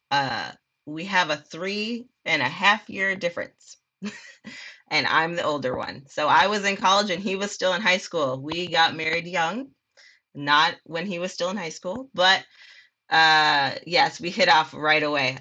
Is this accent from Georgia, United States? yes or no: no; Minneapolis, Minnesota, United States; moved away as an adult; now in Texas, United States; I grew up in Minneapolis, Minnesota, South Side